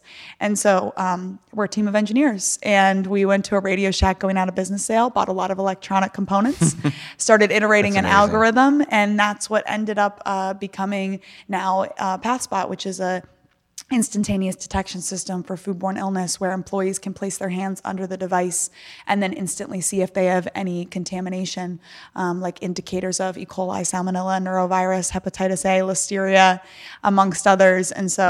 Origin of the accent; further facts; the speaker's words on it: Virginia, United States; I grew up in Northern Virginia in the DC okay. area.